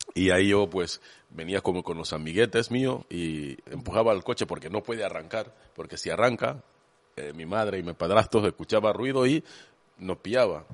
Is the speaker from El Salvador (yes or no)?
no; Kenya; Spanish is a second language; moved away as an adult; now in Spain; mi tribu, hablaba Kikuyu